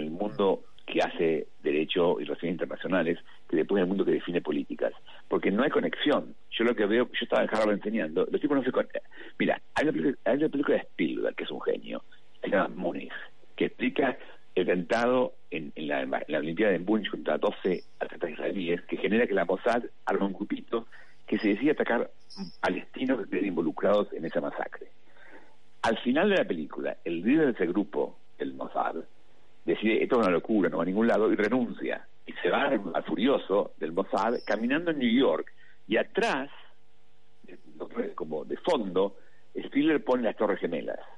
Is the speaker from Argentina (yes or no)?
yes; Argentina; somos ciudadanos argentinos